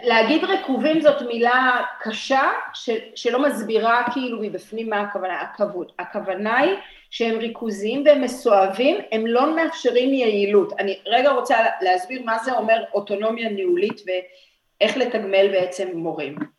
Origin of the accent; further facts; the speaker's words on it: Petah Tikva, Central District, Israel; אני נולדתי בפתח תקווה